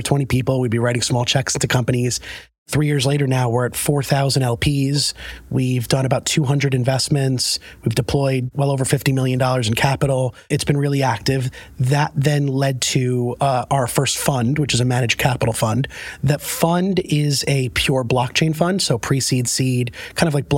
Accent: New York City, New York, United States; moved away as an adult; now in Connecticut, United States; I'm a New Yorker through and through. I lived in New York my entire life

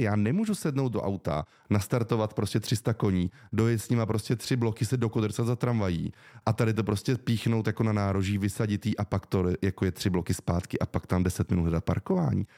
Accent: Prague, Czechia; já jsem vyrostl v Praze ve Střešovicích

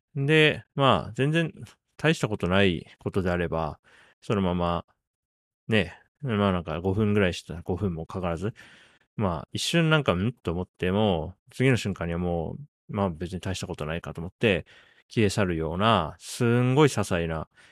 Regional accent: Japan; 僕1983年に日本に生まれて、まあ、40歳になるまで育って

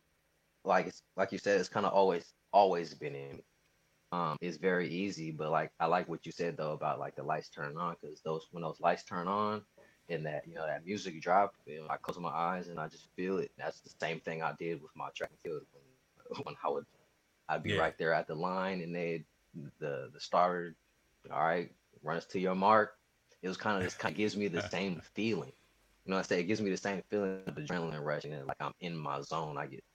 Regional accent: Sacramento, California, United States; also born or lived in Hayward; But man, I'm a kid from Sacramento, California, grew up. I was here for most of my life. I'm heavily Bay Area influenced. Like you said, I was born in Hayward, California

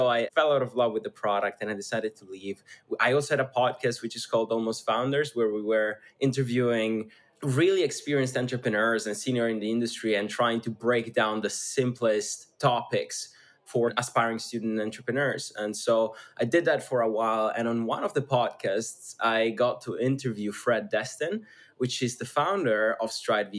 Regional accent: schooled in Switzerland, northern Italy, Italy; English is a second language; moved away; I come from a really small town north of Italy, actually on the verge of Switzerland. So I grew up essentially in Switzerland, going to school in Switzerland

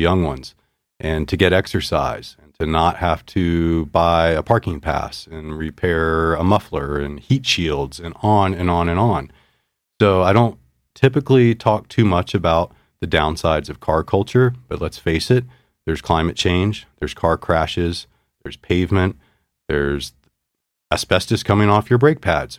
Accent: Virginia, United States; moved away as an adult; also born or lived in North Carolina; now in Missoula, United States; I grew up in Virginia, had a business degree from North Carolina State

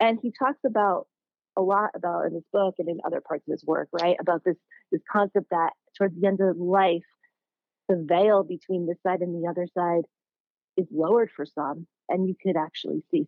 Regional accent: Connecticut, United States; moved away as an adult; also born or lived in New York; now in San Francisco, United States; I grew up in Connecticut

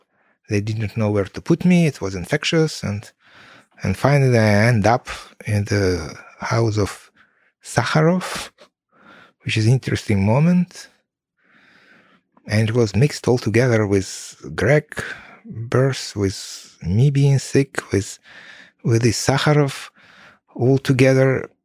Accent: Kyiv, Ukraine; So, and I was from Kiev, and mom, she was, and she is from Middle Asia.

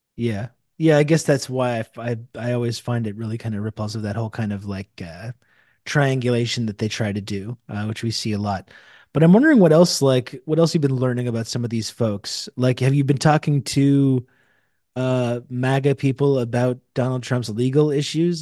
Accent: Canada; I'm from Canada

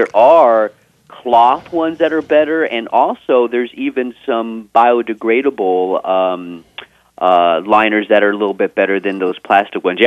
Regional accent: Texas, United States; I am from Texas

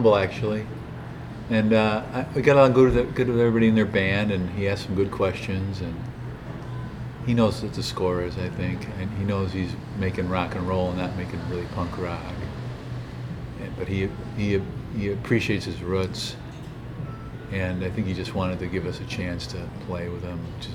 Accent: Naperville, Illinois, United States; also born or lived in Chicago; I grew up in Naperville.

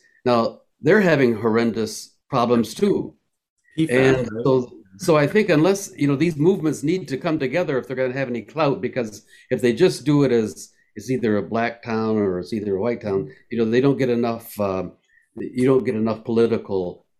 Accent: Benton Harbor, Michigan, United States; my hometown of Benton Harbor, they've had recent water crises. And I noticed that even though Benton Harbor is now a predominantly Black town, but it wasn't when I was growing up.

